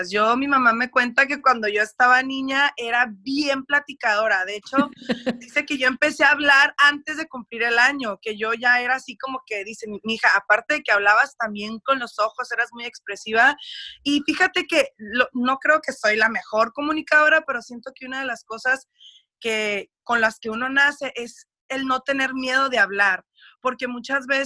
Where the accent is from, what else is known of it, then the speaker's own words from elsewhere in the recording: United States; accent: Mexican; porque sí tengo un acento como que bien mexicano, que yo crecí, viví todo en México y no, yo toda la vida me crié en los Estados Unidos